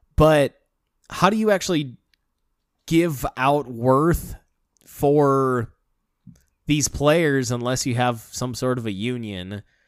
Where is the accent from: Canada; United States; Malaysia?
United States; Texas; my home state here and San Antonio is my favorite city in Texas